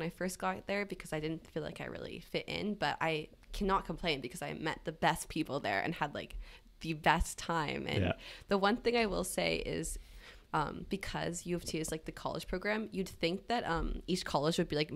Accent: Victoria, British Columbia, Canada; moved away as an adult; now in Toronto, Canada; I'm from Victoria, BC

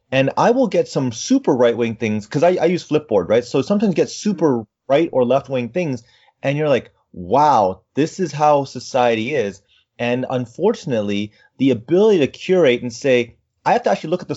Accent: Canada; I'm too Canadian

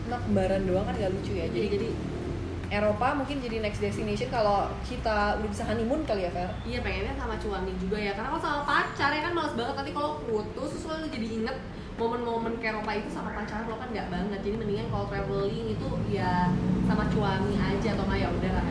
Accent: Bulgaria; born there; itu tempat yang kita lahir ya di Bulgaria terus ke Ceko itu tempat ayah kita lahir

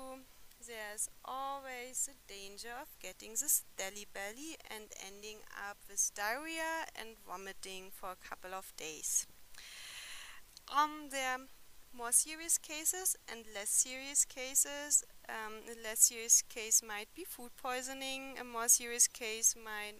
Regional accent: Germany; moved away as an adult; now in India; from Germany and have been living in India since 2009

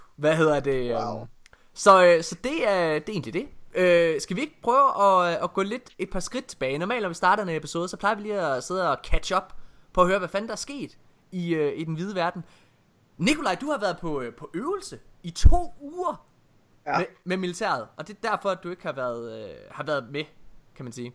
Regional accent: Jutland, Denmark; jeg er jo fra Jylland

